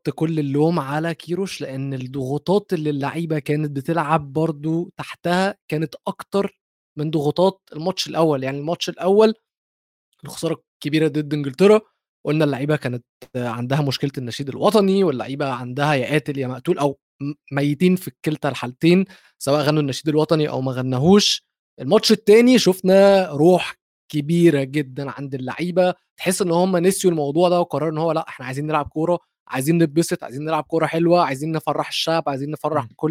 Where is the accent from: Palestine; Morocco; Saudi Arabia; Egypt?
Egypt